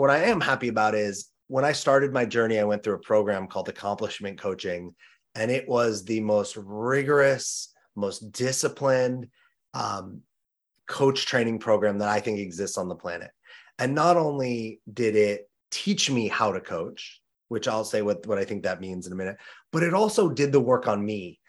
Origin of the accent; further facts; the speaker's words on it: Los Angeles, California, United States; moved away as an adult; also born or lived in New York City; growing up in Los Angeles